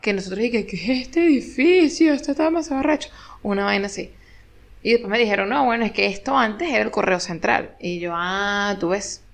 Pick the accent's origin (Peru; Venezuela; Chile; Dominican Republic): Venezuela; moved away as an adult; now in Argentina; soy venezolana